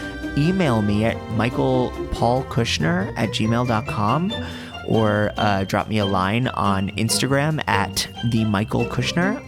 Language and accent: English; Boca Raton, Florida, United States; moved away as an adult; also born or lived in Fort Lauderdale, Florida; now in New York, United States; growing up in Boca